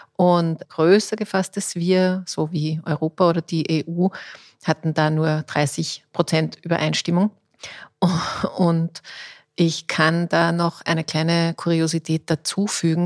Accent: Austria; bei uns in Österreich

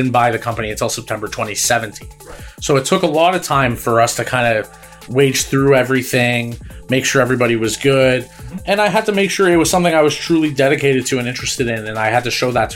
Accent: Markham, Ontario, Canada; also born or lived in Toronto / Bradford; I'm originally from Markham.

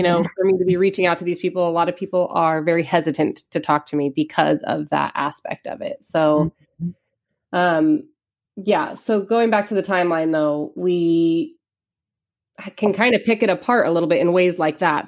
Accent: Los Angeles, California, United States; now in Eugene, United States; I'm from Los Angeles area

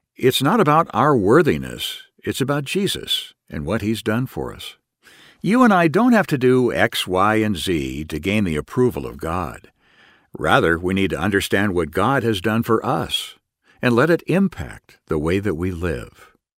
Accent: United States; I still maintain my citizenship as an American

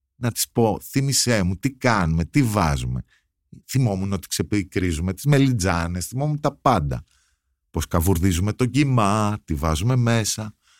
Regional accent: Athens, Attica, Greece; Το σπίτι στο οποίο μεγαλώσαμε όλοι εδώ στην Αθήνα, στη Λεωφόρα Αλεξάνδρας

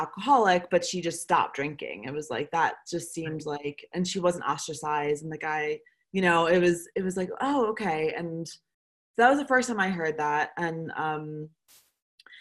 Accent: Baltimore, Maryland, United States; moved away as an adult; also born or lived in London / Chicago / Los Angeles / New York; now in Paris, France; I'm from Baltimore, Maryland originally. I currently live in Paris, France.

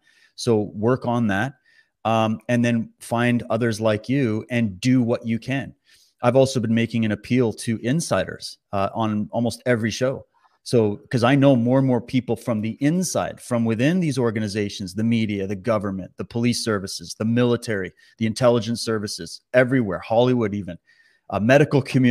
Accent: Canada; as a Canadian

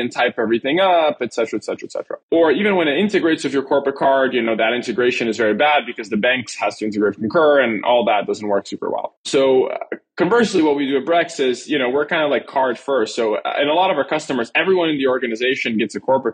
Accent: Brazil; moved away; born and raised in Brazil.

